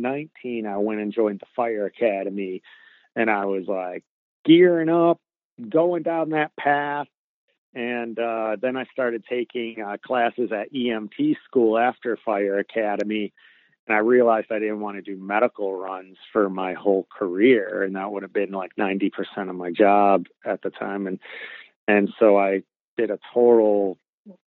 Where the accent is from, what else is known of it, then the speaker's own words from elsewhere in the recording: Warren, Michigan, United States; moved away as an adult; now in Los Angeles, United States; I grew up in Warren, Michigan, which is right next to Detroit